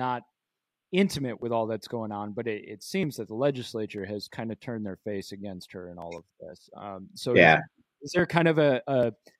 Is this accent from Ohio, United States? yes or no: no; Grand Haven, Michigan, United States; moved away; I'm from Michigan originally. I'm born and raised. I lived in Grand Haven